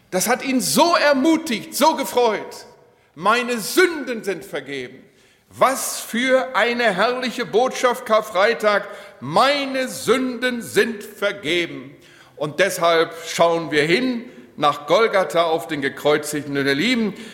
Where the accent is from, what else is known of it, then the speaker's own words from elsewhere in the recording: Steinbach, Germany; als ich in Steinbach in meinem Heimatort jemanden beerdigen musste